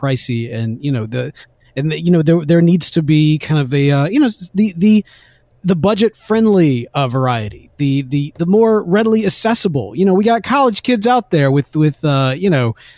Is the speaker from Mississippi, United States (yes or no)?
yes; Jackson, Mississippi, United States; Growing up in Jackson, Mississippi